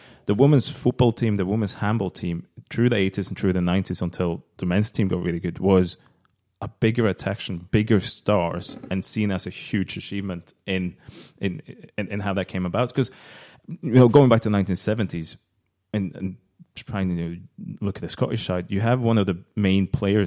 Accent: Norway; moved away; I'm coming from Norway, like women's football has always been a lot bigger

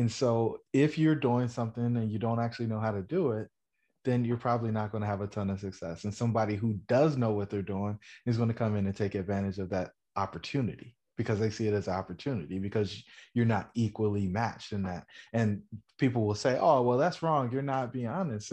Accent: Fayetteville, North Carolina, United States; I grew up in Fayetteville, North Carolina, the son of a soldier.

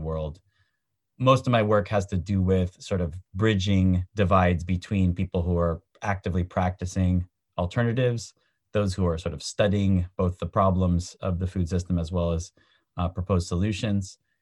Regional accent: San Francisco, California, United States; born and raised in San Francisco, California

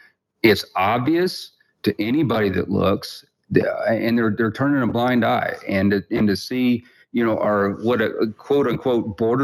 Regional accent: Texas, United States; moved away; Well, I'm originally from Texas.

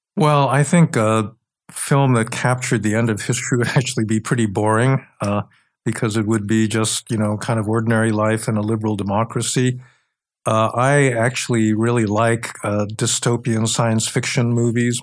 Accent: New York City, New York, United States; I grew up in New York City

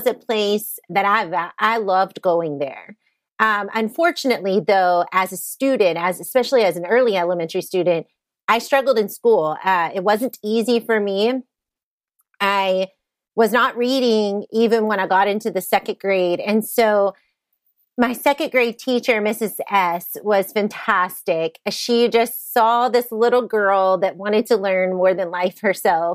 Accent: Southeast Texas, United States; moved away as an adult; now in Kansas, United States; I grew up in Southeast Texas

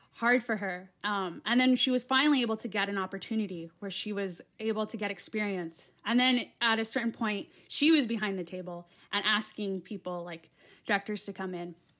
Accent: Yuma, Arizona, United States; also born or lived in Flagstaff, Arizona; I'm in Yuma. So, that's, like, on the southern part of Arizona, like, right in between, uh, Mexico and California. And that's where I'm from. So that's my hometown.

